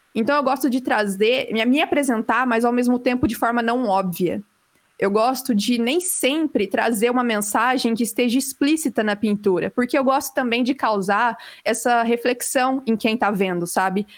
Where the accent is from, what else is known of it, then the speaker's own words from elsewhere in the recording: Campo Mourão, Paraná, Brazil; eu nasci e cresci aqui em Campo Mourão